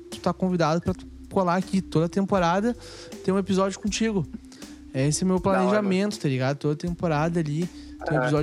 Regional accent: Brazil; a gente é brasileiro

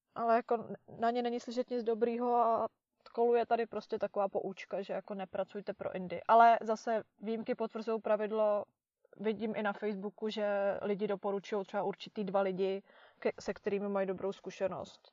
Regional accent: Czechia; moved away

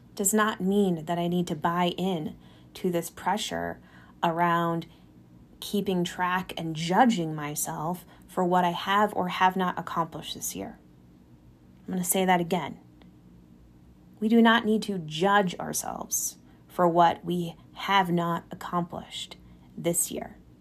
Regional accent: California, United States; now in Colorado, United States; Growing up in California

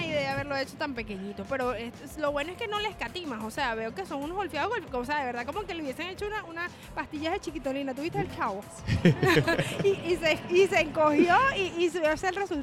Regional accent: Maracay, Aragua, Venezuela; moved away; Yo soy de Maracay

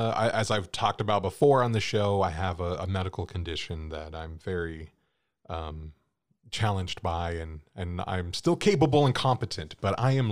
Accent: California, United States; And growing up, too, where we grew up in California, we didn't really have a lot of buildings with more than like 7 stories.

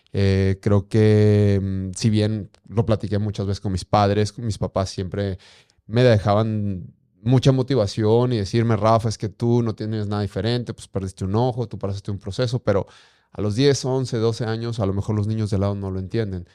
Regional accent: Durango, Mexico; also born or lived in Guanajuato; yo soy nacido en Guanajuato, sin embargo, tengo 35 años desde muy pequeño a meses. Eh, radicado en Durango. Me encanta ser norteño

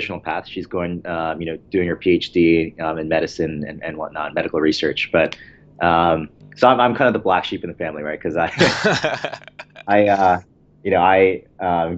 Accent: Baltimore, Maryland, United States; also born or lived in Michigan; I was born in Michigan and then kind of grew up in the Baltimore, D.C. suburbs my entire life

